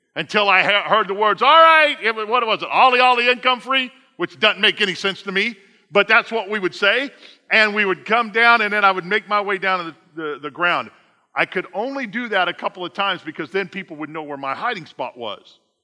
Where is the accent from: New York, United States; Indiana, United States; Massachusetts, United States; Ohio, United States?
Indiana, United States; I'm from Indiana.